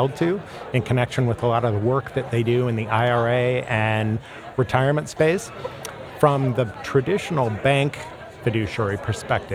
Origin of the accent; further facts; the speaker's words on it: United States; now in Chicago, United States; grew up outside of Kansas City